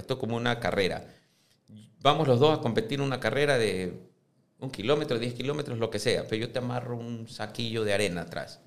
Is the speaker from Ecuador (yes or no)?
yes; Ecuador; siendo ecuatorianos